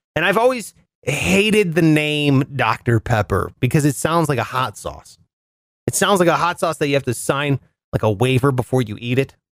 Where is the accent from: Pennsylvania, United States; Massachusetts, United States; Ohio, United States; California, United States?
Ohio, United States; Ohio, where I'm originally from